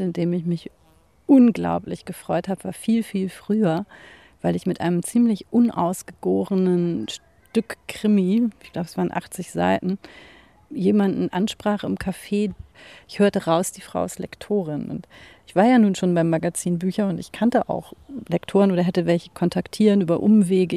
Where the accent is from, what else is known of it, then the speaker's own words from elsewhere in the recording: Hamburg, Germany; in der Sternschanze, wo ich aufgewachsen bin